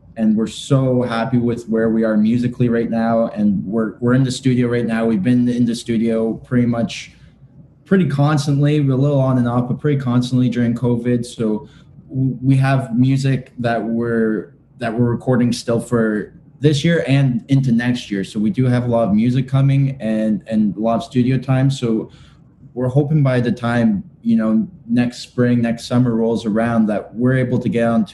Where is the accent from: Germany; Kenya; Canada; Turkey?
Canada; we are Canadian. We're from Canada